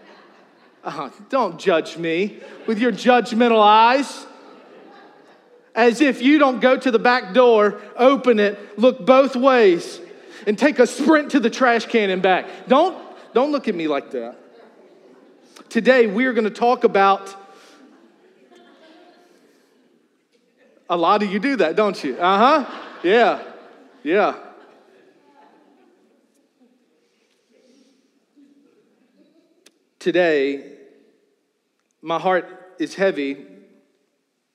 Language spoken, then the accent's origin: English; Charles City County, Virginia, United States; When I was growing up, I grew up in Charles City County, Virginia.